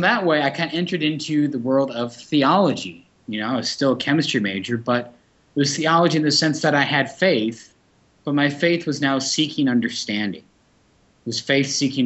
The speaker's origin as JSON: {"language": "English", "town": "Yankton", "region": "South Dakota", "country": "United States", "tie": "born or raised there", "said": "going home to Yankton, my hometown, visit my mom and dad"}